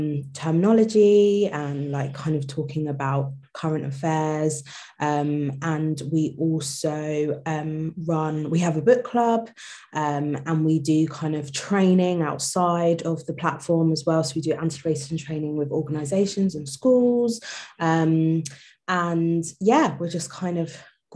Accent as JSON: {"language": "English", "area": "Kent", "region": "South East England", "country": "United Kingdom", "said": "who's speaking at the moment. We're sisters from Kent"}